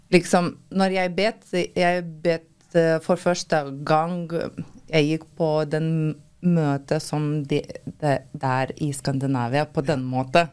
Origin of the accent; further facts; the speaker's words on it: Lithuania; Norwegian is a second language; moved away as an adult; now in Norway; Jeg kom fra Litauen uh, for fem år siden